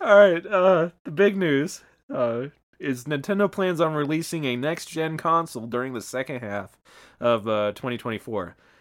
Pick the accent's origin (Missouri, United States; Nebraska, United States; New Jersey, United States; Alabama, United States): Nebraska, United States; Omaha; a boxer from my hometown.